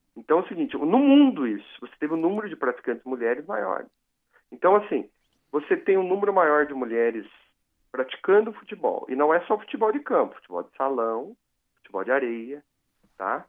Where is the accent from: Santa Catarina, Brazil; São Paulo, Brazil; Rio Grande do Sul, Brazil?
São Paulo, Brazil; Piraju; eu sou de Piraju, no interior